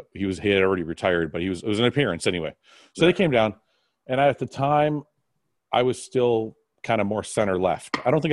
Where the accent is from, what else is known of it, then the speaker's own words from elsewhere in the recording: Canada; we don't come from a gun culture in Canada.